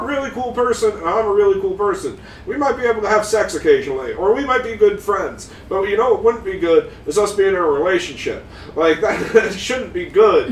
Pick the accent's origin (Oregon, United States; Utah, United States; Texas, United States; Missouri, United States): Utah, United States; Park City; moved away; I was in Park City, Utah